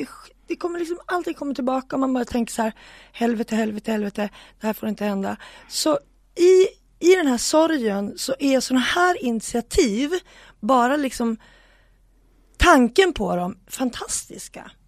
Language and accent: Swedish; Sweden; vi var fem från Sverige